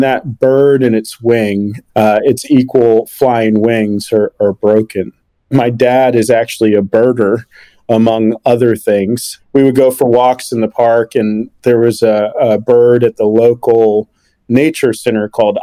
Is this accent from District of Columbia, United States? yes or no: yes; Washington, District of Columbia, United States; growing up in Washington, D.C.